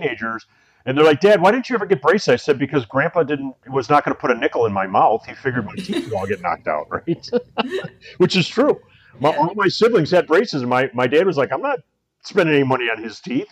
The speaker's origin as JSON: {"language": "English", "town": "Cleveland", "region": "Ohio", "country": "United States", "tie": "born or raised there", "moved": "yes", "lives_now": "Chicago, United States", "said": "I grew up in Cleveland, and I started playing hockey when I was about 5 years old"}